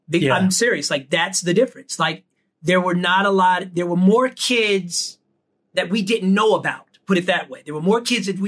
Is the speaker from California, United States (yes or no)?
yes; Pasadena, California, United States; my mom would drive all the way from Pasadena to Venice if I had auditions